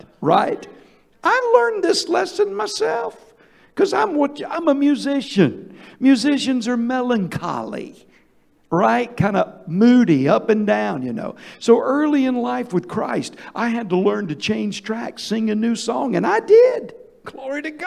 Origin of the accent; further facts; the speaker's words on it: Georgia, United States; I'm from Georgia. We've got what you call sweet tea